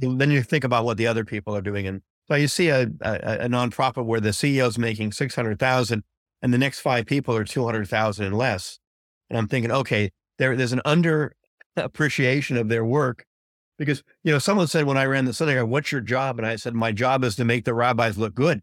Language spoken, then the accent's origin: English; California, United States; growing up in California